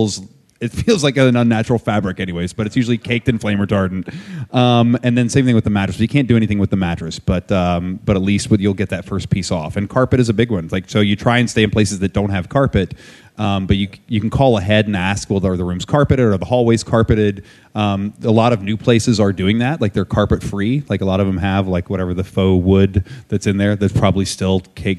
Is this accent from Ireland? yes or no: no; West Virginia, United States; moved away; where I grew up in West Virginia